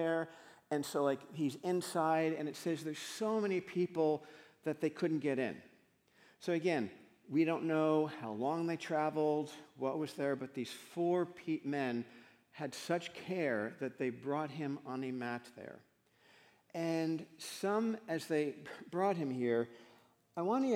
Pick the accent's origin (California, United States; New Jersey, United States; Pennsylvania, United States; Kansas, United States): New Jersey, United States; Paramus; I grew up in Paramus, New Jersey